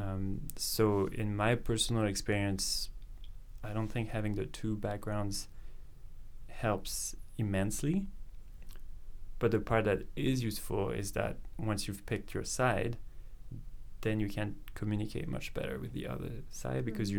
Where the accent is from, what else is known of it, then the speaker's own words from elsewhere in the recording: France; moved away as an adult; now in Vancouver, Canada; I grew up in France. Um, I spent um, you know the first part of my life there around Paris, moved a little bit around